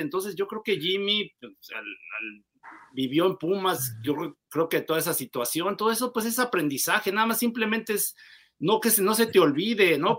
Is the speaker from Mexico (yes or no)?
yes; Mexico; como mexicanos